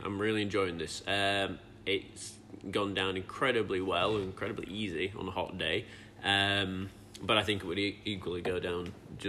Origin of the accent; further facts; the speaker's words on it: Yorkshire and the Humber, United Kingdom; I'm from Yorkshire.